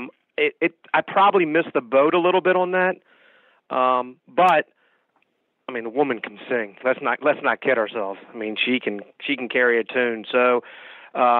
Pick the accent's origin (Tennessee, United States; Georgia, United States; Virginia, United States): Virginia, United States; Richmond; We're from Richmond, Virginia